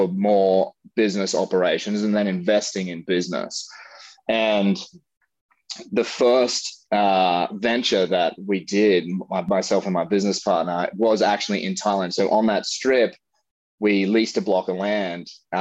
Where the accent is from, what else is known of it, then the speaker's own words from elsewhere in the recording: Australia; moved away as an adult; now in California, United States; being an Australian to relocate to the United States